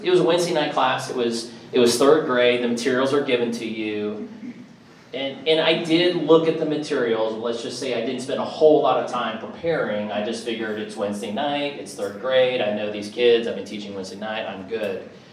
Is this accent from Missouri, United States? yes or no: yes; Kansas City, Missouri, United States; now in Nashville, United States; I grew up in Kansas City, and you know, snow in the winter, it was cold. Had kind of that Midwest card